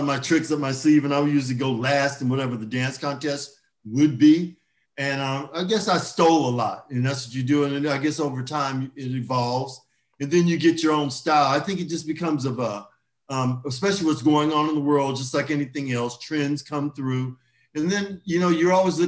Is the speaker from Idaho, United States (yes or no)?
no; Orange County, California, United States; So I grew up here in Orange County